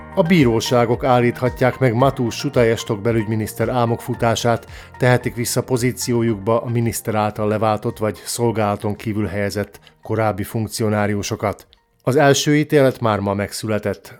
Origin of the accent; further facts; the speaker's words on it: Slovakia; szlovákiai magyarként